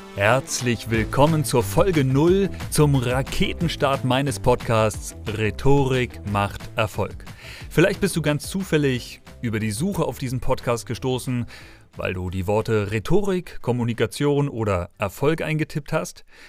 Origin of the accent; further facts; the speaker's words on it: Schleswig-Holstein, Germany; now in Dresden, Germany; aufgewachsen im Bundesland des frischen Fisches in Schleswig-Holstein